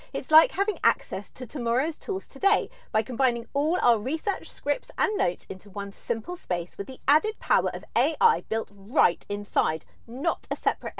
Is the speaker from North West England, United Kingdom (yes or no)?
no; London, United Kingdom; when you're born and bred in London